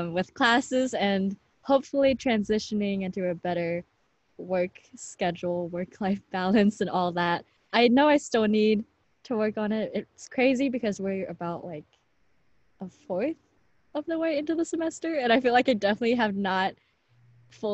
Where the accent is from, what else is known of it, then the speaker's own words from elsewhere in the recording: Cleveland, Ohio, United States; moved away as an adult; now in New York, United States; I'm originally from Cleveland, but I moved into a place in New York with a few other girls